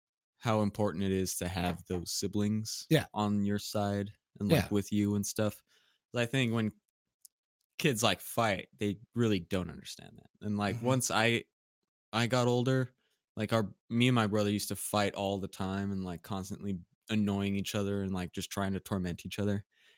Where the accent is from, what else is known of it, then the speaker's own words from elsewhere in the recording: Pacific Northwest, United States; No, we are from Pacific Northwest.